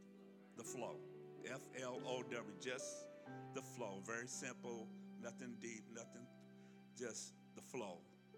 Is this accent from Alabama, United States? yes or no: yes; Alabama, United States; now in California, United States; I'm almost getting southern again. I am from Alabama, you know, me and Forrest Gump. I've been in California because I'm westernized